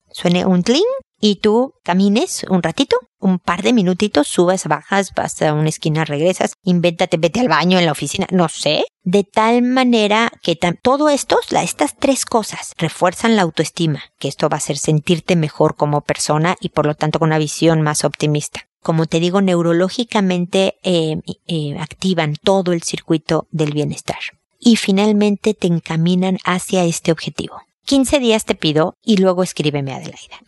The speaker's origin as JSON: {"language": "Spanish", "country": "Mexico", "moved": "as an adult", "lives_now": "Chile", "said": "soy mexicana, llegué a Chile a vivir hace muchos años"}